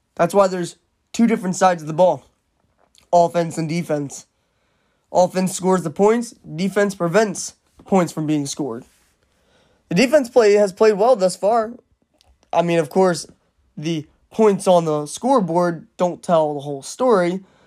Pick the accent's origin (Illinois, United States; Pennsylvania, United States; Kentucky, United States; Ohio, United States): Pennsylvania, United States; Philadelphia; being from the Philadelphia area